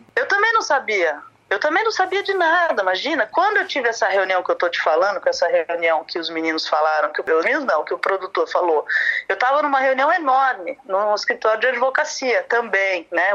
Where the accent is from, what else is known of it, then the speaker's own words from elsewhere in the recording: São Paulo, Brazil; also born or lived in Rio de Janeiro, Brazil; now in Vienna, Austria; Eu sou paulista, mas morava morando lá